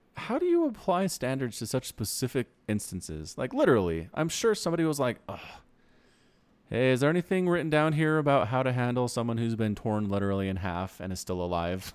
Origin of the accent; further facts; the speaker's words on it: Utah, United States; also born or lived in Idaho; I grew up in Utah